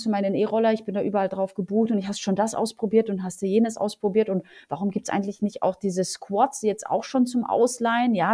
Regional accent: Poland; now in Germany; Ähm, ich komme ursprünglich aus Polen. Äh, wir sind, äh, meine Eltern sind zur schlechtesten Zeit in Polen abgehauen nach Deutschland

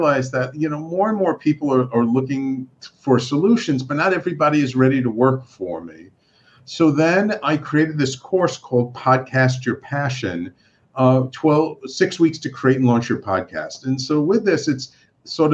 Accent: New York City, New York, United States; I'm a native New Yorker

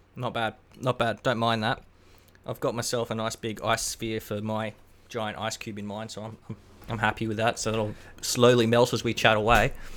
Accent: Queensland, Australia; I'm from Queensland

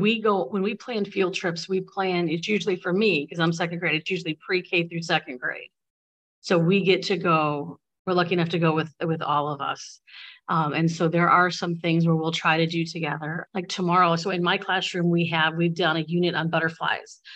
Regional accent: Bradley, Illinois, United States; I grew up in Bradley

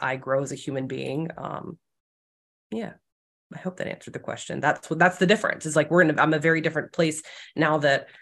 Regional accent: South Carolina, United States; moved away; I'm not from this area. I'm from South Carolina.

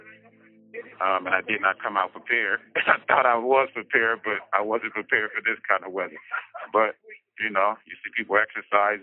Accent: San Francisco, California, United States; also born or lived in Oakland, California; I was born in San Francisco, California. I was raised partially in San Francisco, partially in Oakland, California.

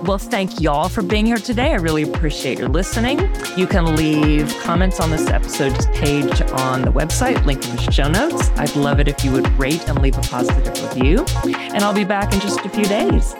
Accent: Houston, Texas, United States; now in Pittsburgh, United States; I am originally from Houston, Texas

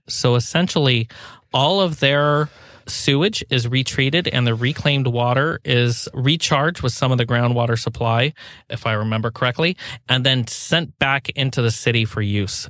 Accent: Pacific Northwest, United States; I grew up in the Pacific Northwest

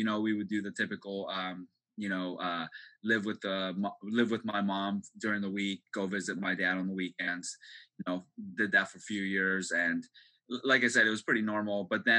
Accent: Seattle, Washington, United States; English is a second language; also born or lived in Japan; So it was just my mom and I, you know, packed our bags and came over to Seattle, Washington.

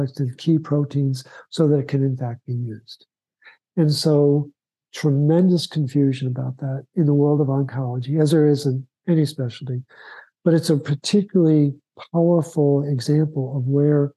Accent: Baltimore, Maryland, United States; When I was growing up in Baltimore, as a little boy, when I was 4 years old

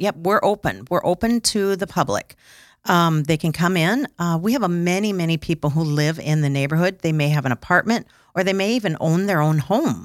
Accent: Sioux Falls, South Dakota, United States; I am from Sioux Falls.

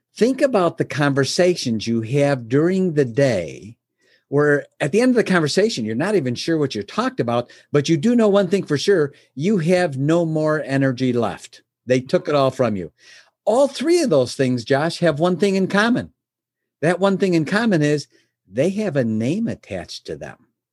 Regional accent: Chicago, Illinois, United States; I was born in Chicago. Uh, my my father was a milkman. I was raised, you know, son of a milkman back then

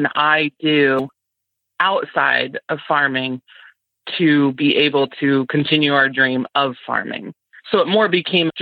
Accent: near Galesburg, West Central Illinois, United States; I am from West Central Illinois, over by Galesburg, Illinois. I grew up on a corn and soybean farm

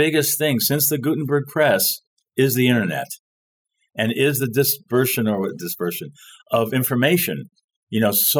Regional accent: Paris, Île-de-France, France; born there; Fake, is that I was born in Paris. We can start from there.

